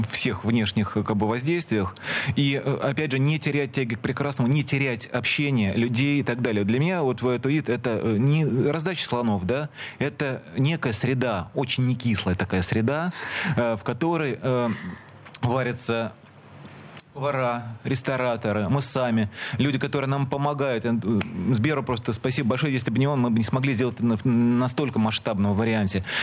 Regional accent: Saint Petersburg, Russia; мы никогда не забываем, что мы питерцы.

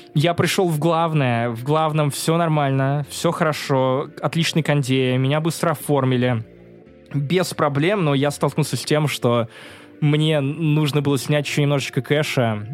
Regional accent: Russia; also born or lived in Kaliningrad, Russia; я из России

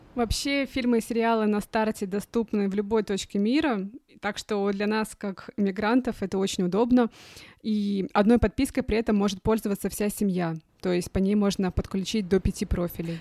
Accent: Khabarovsk, Khabarovsk Krai, Russia; moved away as an adult; also born or lived in Moscow / Shanghai; now in Germany; про детство, понимаешь, и про юность мою, и про мою малую родину

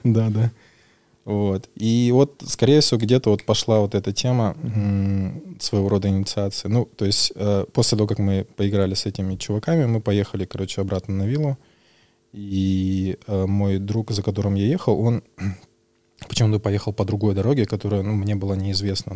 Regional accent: Buryat / Buryatia, Russia; я бурят, и, соответственно, мы буддисты, и в Бурятии у нас есть

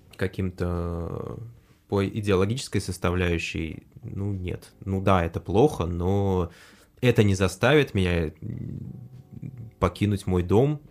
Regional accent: Russia; я вырос в, э, в России

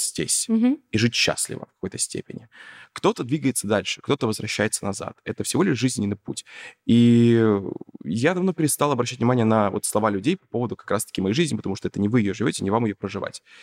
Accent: Yakutsk, Sakha Republic, Russia; я же не из Москвы, я вообще из Якутска

